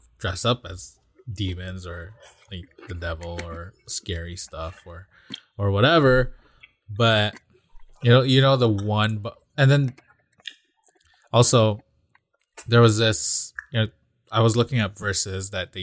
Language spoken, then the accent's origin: English; Philippines; moved away; I grew up in the Philippines, and there's practically no trick-or-treating there.